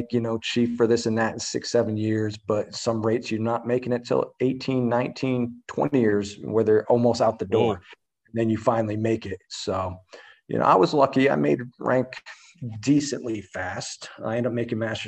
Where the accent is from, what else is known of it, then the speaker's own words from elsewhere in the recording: Albany, New York, United States; moved away as an adult; now in San Diego, United States; There was a billet that came up in my hometown and right outside of Schenectady, Albany. So I went home to Albany for a tour